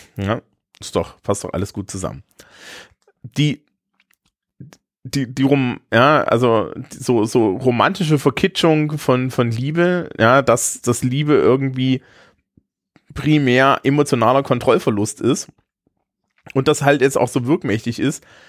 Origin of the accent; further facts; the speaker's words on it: Eisenach, Thuringia, Germany; in meiner Heimatstadt Eisenach